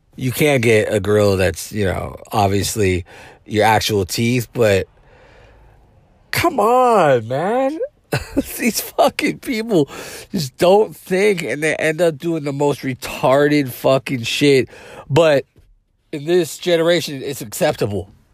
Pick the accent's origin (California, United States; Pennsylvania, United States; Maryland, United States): California, United States; South San Francisco; my hometown, South City